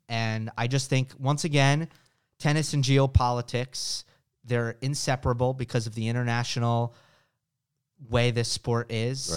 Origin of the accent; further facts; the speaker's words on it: United States; as an American